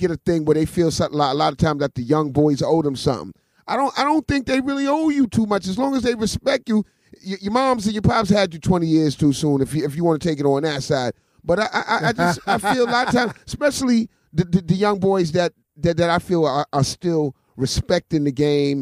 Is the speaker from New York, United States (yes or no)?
yes; New York City, New York, United States; I was born in Bronx, Lebanon Hospital. Okay. Definitely. Okay. Born in the Bronx. Lived in our Concourse Village.